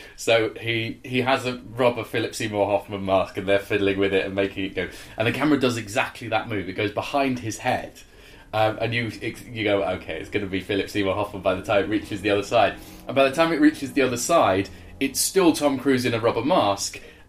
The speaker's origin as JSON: {"language": "English", "region": "Yorkshire and the Humber", "country": "United Kingdom", "said": "And like David, I am from Yorkshire and have a pet."}